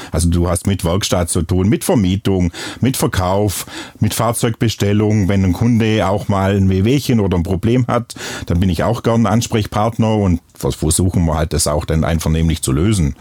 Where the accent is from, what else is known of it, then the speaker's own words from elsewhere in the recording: Bad Waldsee, Baden-Württemberg, Germany; accent: Upper Swabian; moved away; wie man es an meinem Dialekt auch hört. Ich komme ursprünglich aus Oberschwaben, im schönen Bad Waldsee.